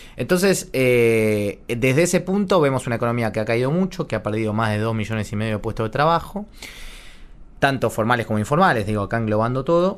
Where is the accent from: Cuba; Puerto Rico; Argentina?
Argentina; nuestros salarios son cero